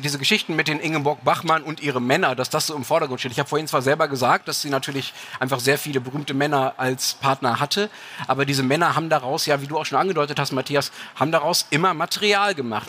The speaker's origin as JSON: {"language": "German", "country": "Germany", "said": "ich als Deutscher"}